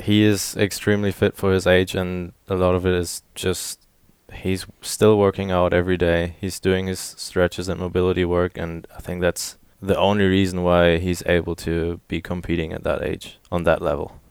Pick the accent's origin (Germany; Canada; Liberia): Germany; moved away as an adult; now in Little Rock, United States; showed him around my, my hometown